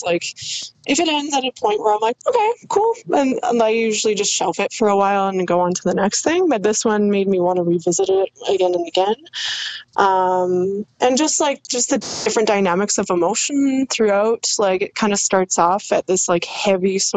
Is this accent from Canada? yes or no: yes; Canada; me as like a Canadian